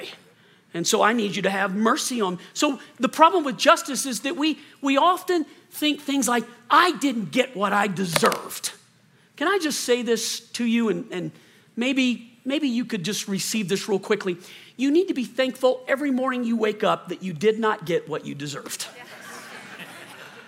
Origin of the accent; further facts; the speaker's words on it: Colorado, United States; moved away as an adult; also born or lived in Lexington, Kentucky; we moved back to Colorado. This is where Chris is from, and I grew up most of my life here